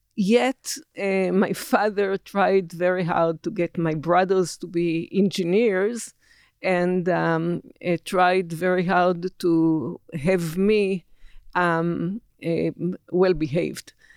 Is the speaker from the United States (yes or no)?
no; Israel; I was born in December 1949, a newly born Israel.